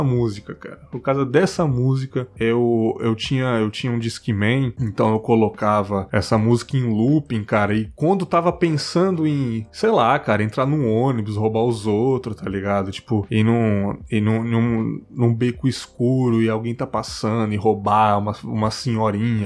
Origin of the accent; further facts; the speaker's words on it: São Paulo, Brazil; also born or lived in São Miguel Paulista, São Paulo; eu nasci em São Miguel, mas eu fui pro Cangaíba